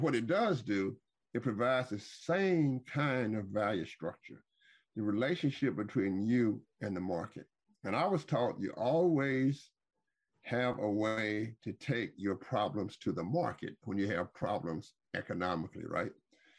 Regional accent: New Orleans, Louisiana, United States; I was born in New Orleans. I'm a fourth generation college graduate, and I was born into what I call an economic successful enclave.

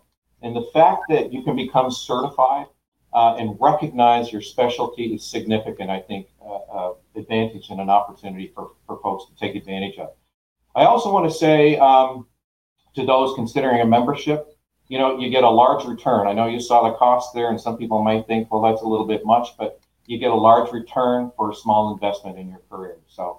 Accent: Canada; moved away as an adult; now in Oklahoma, United States; back in 1994 when I moved to Oklahoma from Canada.

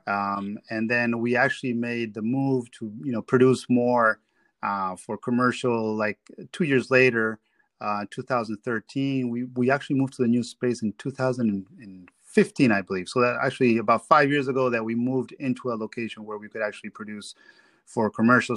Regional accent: Peru; moved away; I am from Peru.

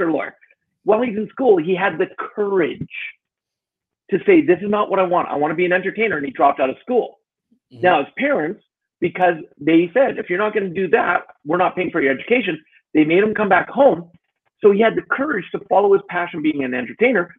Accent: Alberta, Canada; also born or lived in Edmonton, Canada / Calgary, Canada; I grew up a lot in Alberta, which is where I live now

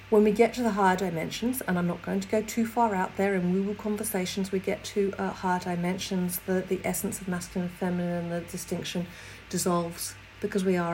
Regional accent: England, United Kingdom; I'm English

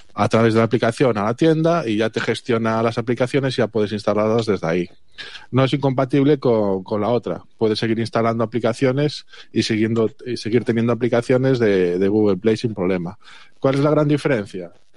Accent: Galicia, Spain; el resto somos de Galicia

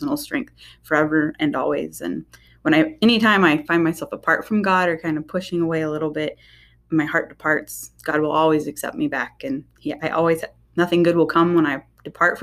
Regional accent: Oklahoma, United States; moved away as an adult; now in Michigan, United States; I grew up down in Oklahoma, moved up to Michigan right before I got married.

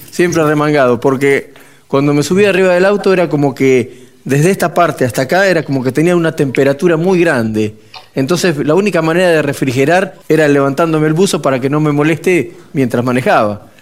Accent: Pigüé, Buenos Aires Province, Argentina; nací en Pigüé

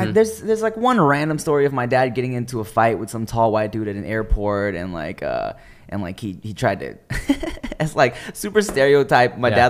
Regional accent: Montana, United States; born there; Well, I mean, I was born in Montana.

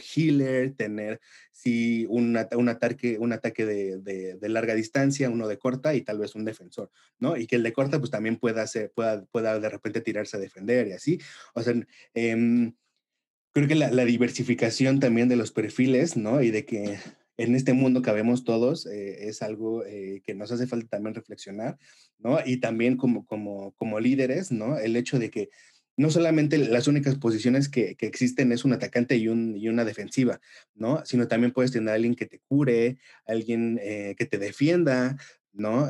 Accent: Mexico; como latinos, como mexicanos

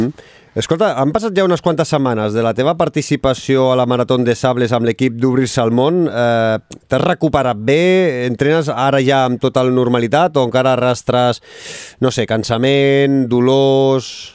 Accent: Barcelona, Catalonia, Spain; he nascut aquí a, a Barcelona

